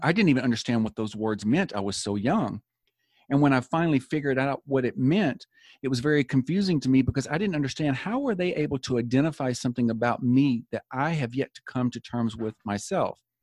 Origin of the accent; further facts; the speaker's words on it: Tennessee, United States; moved away as an adult; also born or lived in Florida; my father was called to pastor a church in Florida, so we moved from Tennessee to Florida